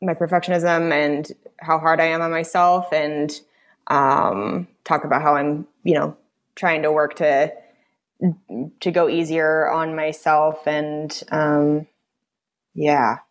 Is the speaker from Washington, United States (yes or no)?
yes; Spokane, Washington, United States; moved away; I grew up in Spokane